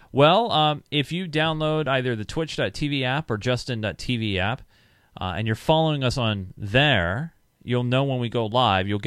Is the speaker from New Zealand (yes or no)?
yes; New Zealand; I'm …, or … as my Minecraft, and I come from New Zealand. A Kiwi, I think that's what they call them.